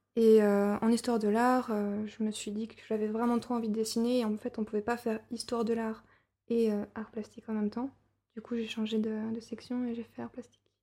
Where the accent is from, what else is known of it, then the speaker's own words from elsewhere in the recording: Burgundy, Bourgogne-Franche-Comté, France; moved away; also born or lived in Angoulême; j'ai grandi euh, en Bourgogne, euh, dans une ancienne ferme dans laquelle je suis née aussi